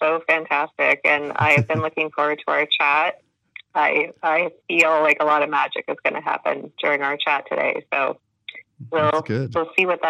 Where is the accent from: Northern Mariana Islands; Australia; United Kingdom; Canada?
Canada; accent: Canadian; But you will hear my Canadian accent for sure.